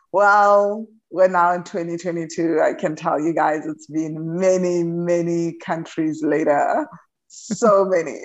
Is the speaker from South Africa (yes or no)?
yes; South Africa; moved away as an adult; now in Huatulco, Mexico; I am originally from South Africa